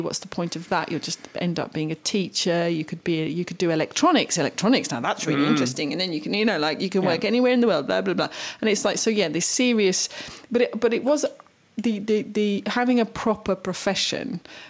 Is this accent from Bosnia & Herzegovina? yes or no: yes; Vitina, Federation of Bosnia and Herzegovina, Bosnia & Herzegovina; English is a second language; I grew up in Vitina in Herzegovina. I was lucky if I got a stick to bang on a stone.